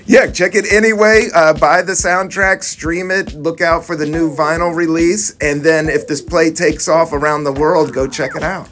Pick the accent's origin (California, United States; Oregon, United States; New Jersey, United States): California, United States; now in New York City, United States; i come from California